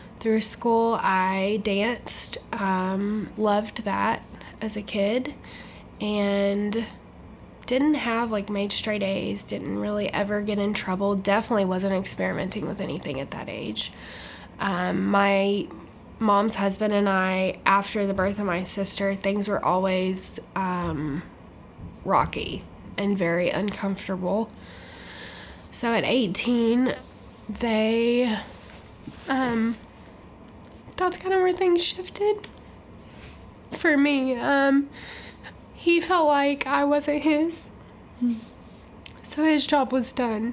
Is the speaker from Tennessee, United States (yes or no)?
yes; Nashville, Tennessee, United States; also born or lived in Portsmouth, New Hampshire; My mom's family is from Alabama, so we moved to Nashville when I was four